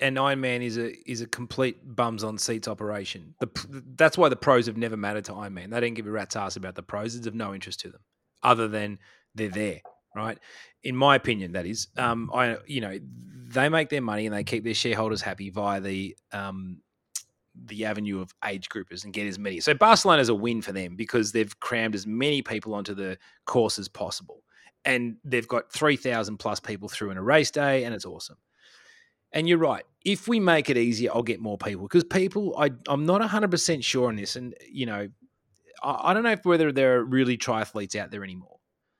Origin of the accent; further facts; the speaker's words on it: Australia; I can just be the angry Australian down here.